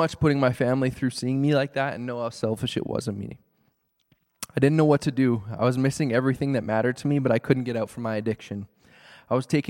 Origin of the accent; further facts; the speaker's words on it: Calgary, Alberta, Canada; I grew up in Calgary in a loving Christian home with two brothers and amazing parents